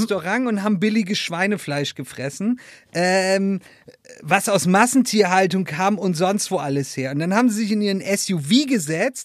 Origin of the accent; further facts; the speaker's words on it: Northern Germany, Germany; now in Pfrungen, Germany; ich komme ja aus Norddeutschland